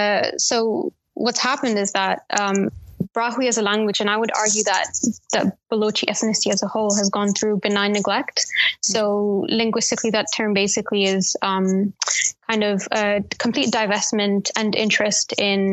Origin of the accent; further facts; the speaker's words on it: Pakistan; you're not real Pakistani, because like if Urdu is not my mother tongue, if Urdu is not the language I speak at home, and neither is Punjabi, then it's kind of this like people can't compute the fact that like you can be Pakistani